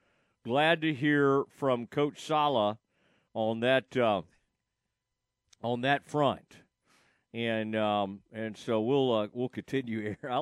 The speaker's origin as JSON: {"language": "English", "town": "Kaufman", "region": "Texas", "country": "United States", "tie": "born or raised there", "said": "my days growing up in Kauffman ISD, Kauffman High School"}